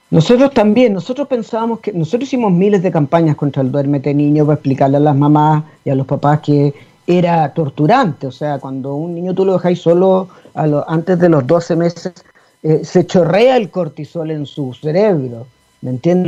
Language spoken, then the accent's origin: Spanish; Chile; así somos los chilenos